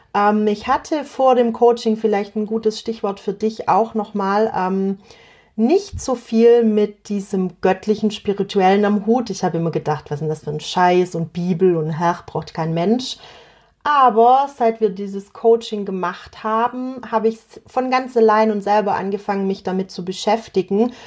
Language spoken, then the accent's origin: German; Swabia, Germany; accent: Swabian; ich bin eine Schwäble, das war Schwäbisch und heißt, ich komme aus dem Schwabenland